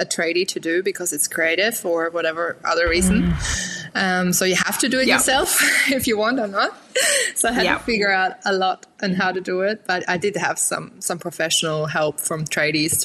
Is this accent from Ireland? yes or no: no; Germany; now in Newcastle, Australia; originally I'm from Germany. I was born in Germany, raised in Germany.